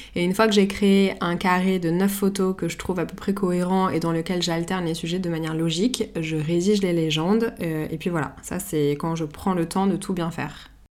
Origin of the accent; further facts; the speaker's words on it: Paris, Île-de-France, France; je suis née et j'ai grandi à Paris